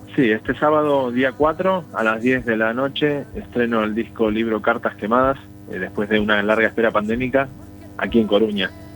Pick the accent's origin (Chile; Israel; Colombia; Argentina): Argentina; now in Spain; yo hacía 22 años que no pisaba mi tierra